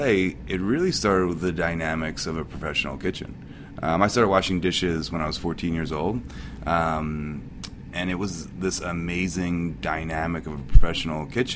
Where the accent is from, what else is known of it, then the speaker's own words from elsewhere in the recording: New Jersey, United States; moved away as an adult; now in San Francisco, United States; I'm from South Jersey